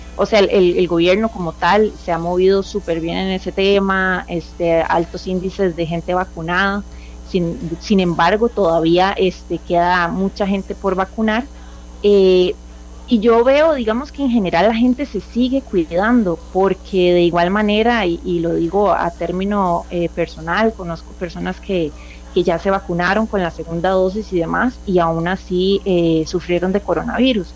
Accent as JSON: {"language": "Spanish", "country": "Costa Rica", "moved": "yes", "lives_now": "Chile", "said": "como costarricense, orgullosamente"}